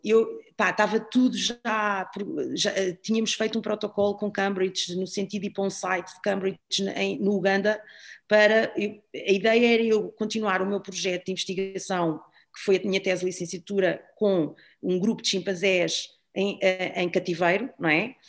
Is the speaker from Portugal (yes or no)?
yes; Algés, Lisbon, Portugal; eu vivia ali em Algés e, portanto, ah, andava no Algés e da Fundo